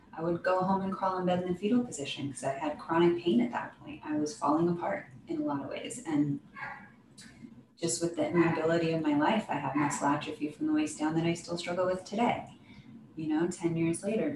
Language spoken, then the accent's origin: English; Oregon, United States; I thought I was going to leave my hometown in Oregon